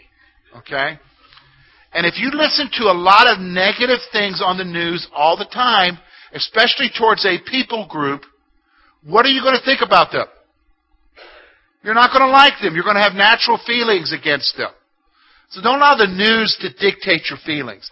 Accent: South Carolina, United States; also born or lived in Columbia, South Carolina; now in Clearfield County, Pennsylvania, United States; I come from South Carolina.

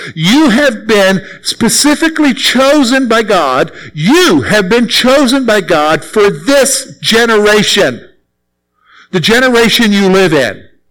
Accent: the Carolinas, United States; moved away as an adult; now in Pennsylvania, United States; I'm from the Carolinas. All right? So I'm not from around here.

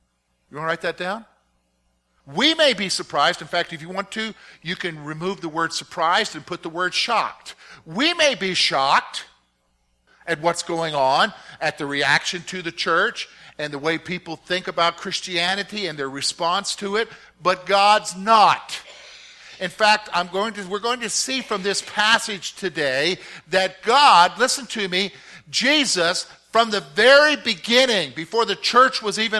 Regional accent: South Carolina, United States; also born or lived in Virginia; I grew up in the South. My dad was in the military, but he being from the South, we somehow, luckily, he considered it lucky, that we primarily got stationed either in Virginia, North Carolina, and South Carolina. And a good portion of my growing up years was in South Carolina.

